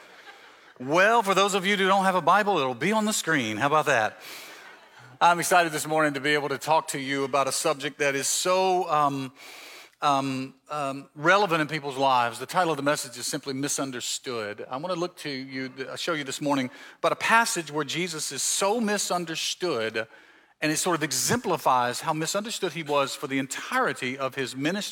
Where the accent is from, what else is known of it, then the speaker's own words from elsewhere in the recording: Mississippi Gulf Coast, United States; moved away as an adult; also born or lived in Canton, Ohio; now in Marietta, United States; I'm from the South. I grew up in Mississippi, on the coast in Mississippi